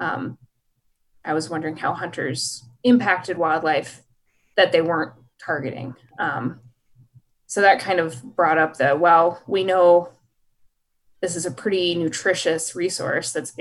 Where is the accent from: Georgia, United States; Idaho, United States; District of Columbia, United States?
Idaho, United States; I grew up in Idaho, and my family is a hunting family